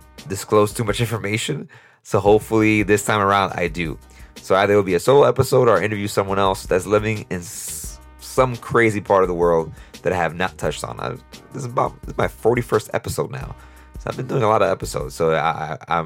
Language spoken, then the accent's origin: English; United States; as an American